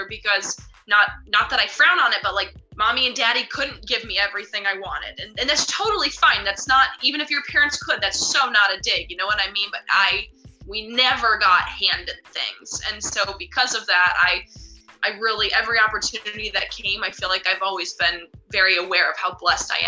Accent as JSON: {"language": "English", "country": "United States", "said": "I'm an American tennis player"}